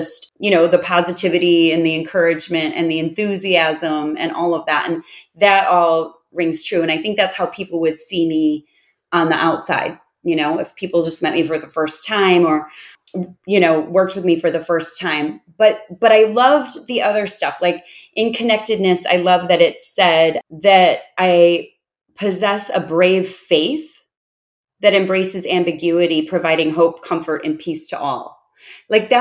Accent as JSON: {"language": "English", "town": "Chicago", "region": "Illinois", "country": "United States", "moved": "as an adult", "lives_now": "Austin, United States", "said": "I live in Austin, but I'm from Chicago because I've lived there for 45 years"}